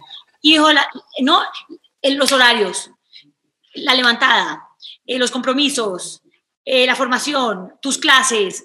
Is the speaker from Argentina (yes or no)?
no; Cali, Valle del Cauca, Colombia; yo crecí en Cali, es una ciudad bacanísima